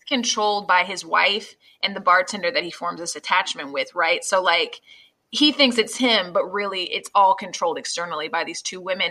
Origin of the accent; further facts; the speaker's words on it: Jacksonville, Florida, United States; the place I grew up